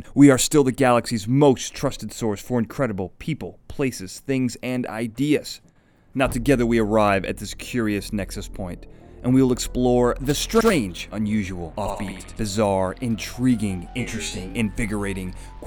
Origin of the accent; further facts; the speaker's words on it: United States; I'm an American